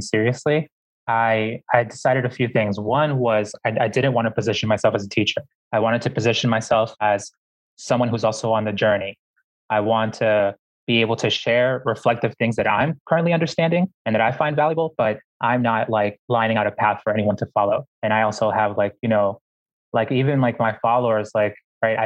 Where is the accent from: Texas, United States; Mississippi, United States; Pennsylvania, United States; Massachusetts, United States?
Massachusetts, United States; Boston; when I was growing up in Boston